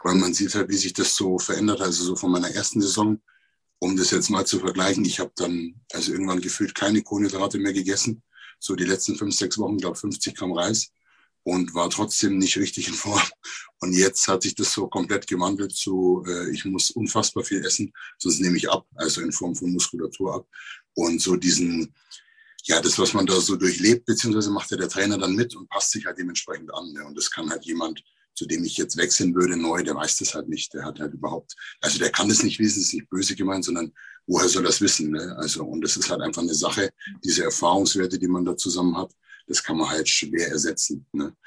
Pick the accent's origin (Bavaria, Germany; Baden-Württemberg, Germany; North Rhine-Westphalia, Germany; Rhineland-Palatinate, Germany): Bavaria, Germany; Neumarkt in der Oberpfalz; ich bin aus Neumarkt in der Oberpfalz